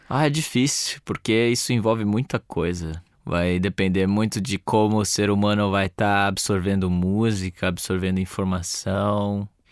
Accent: Brazil; como brasileiro

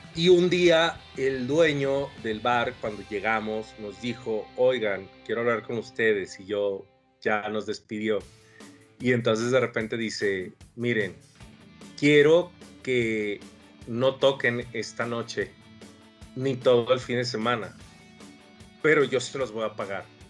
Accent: Villahermosa, Tabasco, Mexico; Villahermosa, Tabasco, que es de donde yo soy

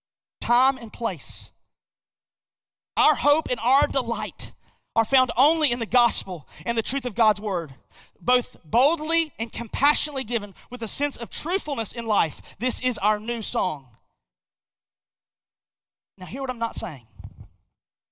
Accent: United States; I am born an American

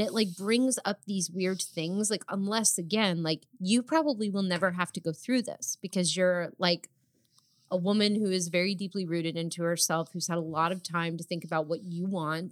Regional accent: New Jersey, United States; We're also both from New Jersey

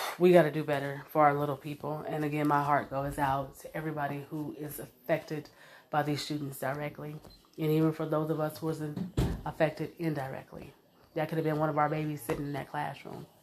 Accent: United States; I'm Black American. I didn't come from Africa

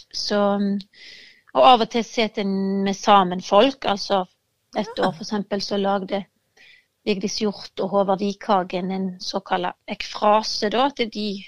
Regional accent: Hardanger, Vestland, Norway; now in Denmark; gården der jeg kommer fra i Hardanger

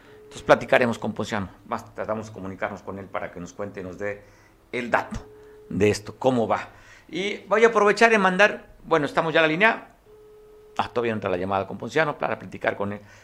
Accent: Mexico; somos tan hospitalarios como los mexicanos

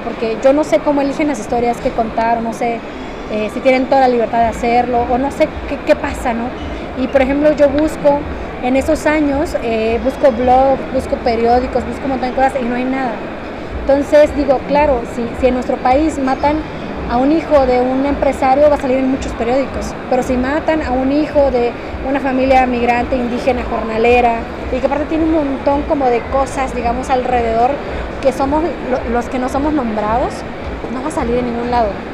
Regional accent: Oaxaca, Mexico; moved away as an adult; also born or lived in Mexico City; me regresé a mi casa, a mi pueblo, soy de Oaxaca.

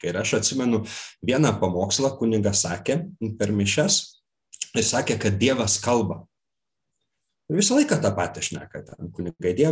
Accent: Klaipėda, Klaipėda County, Lithuania; ten kur aš augau aš esu klaipėdietis

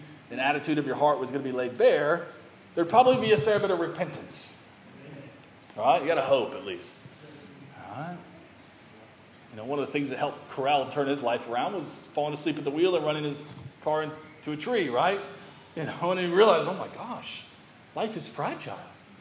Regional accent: United States; I grew up religious in America

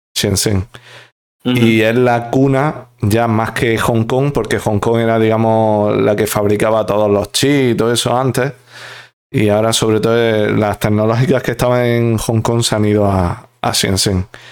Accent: Spain; los españoles tenemos que ser un poco conscientes de nuestro pasado

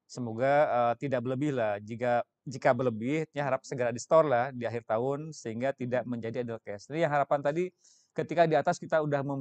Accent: Sukabumi, West Java, Indonesia; born there; Itu itu sama tadi kan saya lahirnya dengan saya di Sukabumi.

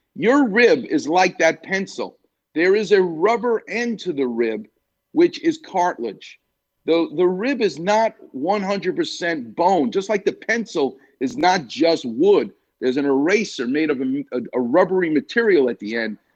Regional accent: New York, United States; I'm a New Yorker

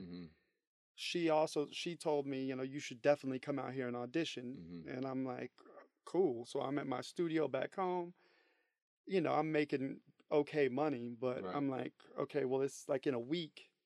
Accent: Dallas, Texas, United States; moved away as an adult; now in Los Angeles, United States; I'm originally from Dallas, Texas

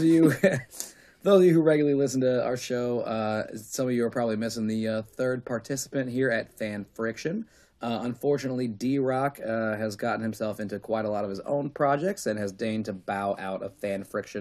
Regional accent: New Jersey, United States; I'm from Jersey. What do I know? Hey. I'm from Jersey

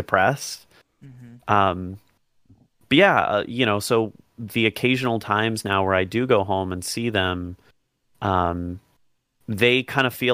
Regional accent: Dublin, Ohio, United States; I'm from Dublin

